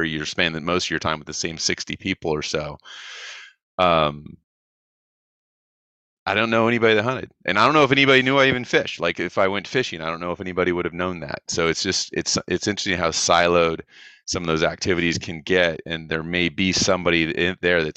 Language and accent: English; South Orange County, California, United States; We grew up in South Orange County, California